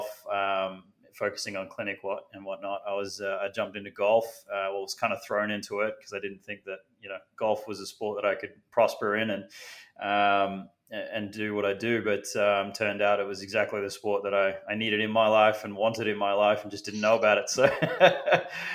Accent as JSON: {"language": "English", "country": "Australia", "moved": "as an adult", "said": "I'm an Australian. I've lived over here for, I think, close to about 8 years now"}